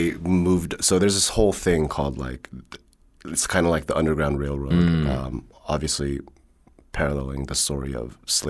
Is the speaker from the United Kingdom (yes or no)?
no; Germany; born there; the reason I was born in Germany was because they went to university there.